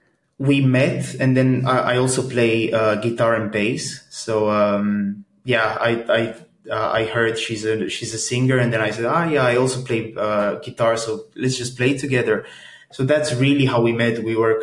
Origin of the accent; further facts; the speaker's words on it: Bucharest, Romania; moved away as an adult; now in Groningen, Netherlands; I originally come from Romania. I was born and raised in Romania. And then when I was around 19 years old, I moved to the Netherlands.